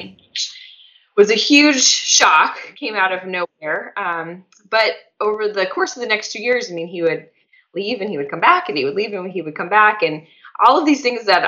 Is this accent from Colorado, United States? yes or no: yes; Colorado, United States; moved away as an adult; also born or lived in Steubenville, Ohio; I'm originally from Colorado, so I'm home